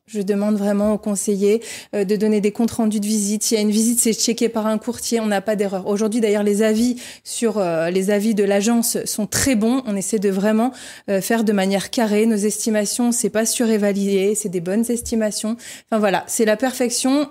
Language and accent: French; north of France, France; moved away as an adult; now in Réunion, France; je suis originaire du nord de la France, des parents ouvriers